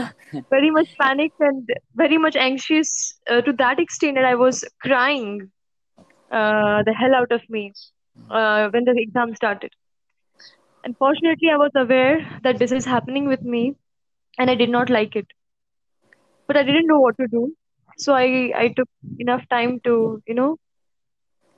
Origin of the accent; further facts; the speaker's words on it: Mumbai, Maharashtra, India; also born or lived in Pune; I'm born and brought up in Mumbai. 18 years of my life